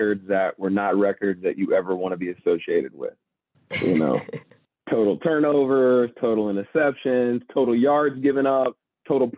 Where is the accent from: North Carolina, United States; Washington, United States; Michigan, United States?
North Carolina, United States; Charlotte; I grew up in North Carolina and played for an AAU basketball team called the Charlotte Royals